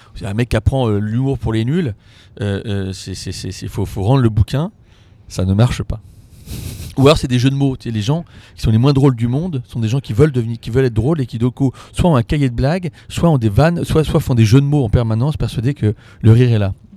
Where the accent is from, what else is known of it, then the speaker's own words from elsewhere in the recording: Paris, Île-de-France, France; je suis parisien